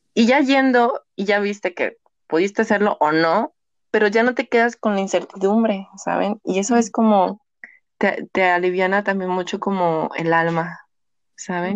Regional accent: Mexico; el 50% somos mexicanas

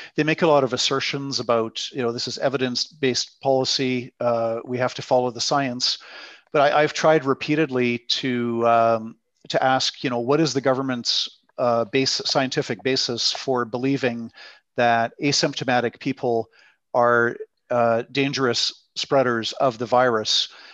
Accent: British Columbia, Canada; also born or lived in Netherlands / Quebec City; now in Alberta, Canada; I grew up in British Columbia.

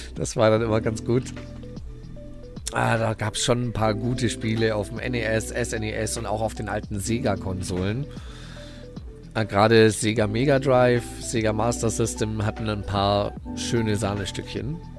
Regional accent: Heidelberg, Baden-Württemberg, Germany; Ich bin da tatsächlich die ersten zehn Jahre meines Lebens, so bis zur vierten Klasse, äh, im, im, im, schlimmsten Viertel der Stadt wirklich aufgewachsen.

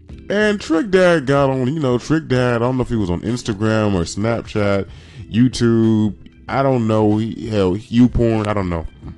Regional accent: Miami, Florida, United States; I'm from Miami, and the whole shit with yachts, it was niggas who was riding yachts first, nigga.

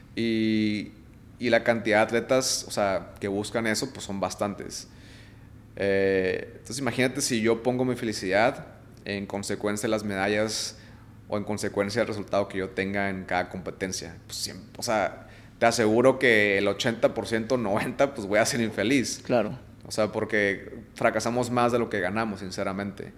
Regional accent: Mexico; yo como atleta mexicano

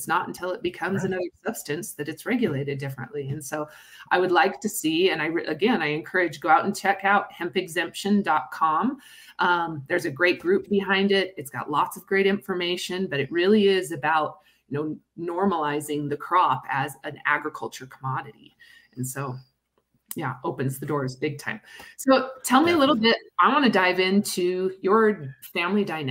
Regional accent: Utah, United States; I'm from Utah

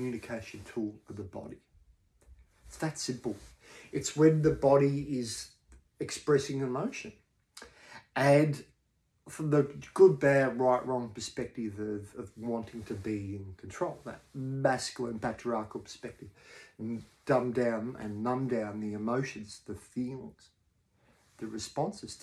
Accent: Australia; what I've talked about as an Australian male

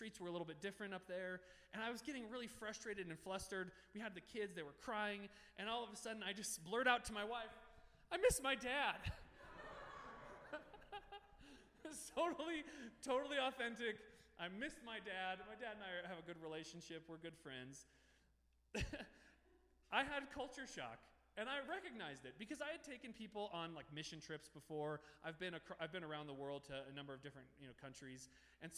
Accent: Denver, Colorado, United States; moved away as an adult; also born or lived in Littleton, Colorado; now in Toronto, Canada; I had grown up in the Denver metro area

